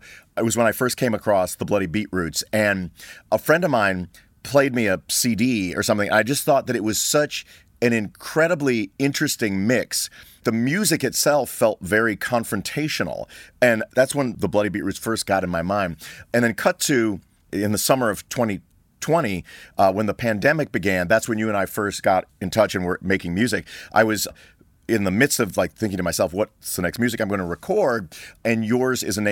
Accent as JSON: {"language": "English", "town": "Libertyville", "region": "Illinois", "country": "United States", "tie": "born or raised there", "said": "my hometown of Libertyville, Illinois, which is about an hour north of Chicago"}